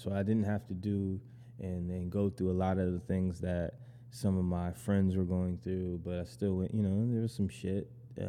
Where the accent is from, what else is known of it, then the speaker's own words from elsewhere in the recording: Syracuse, New York, United States; also born or lived in Brooklyn, New York; now in Jersey City, United States; I'm originally from Syracuse, New York. Mm-hmm. Born and raised there, but now I live around here, New Jersey.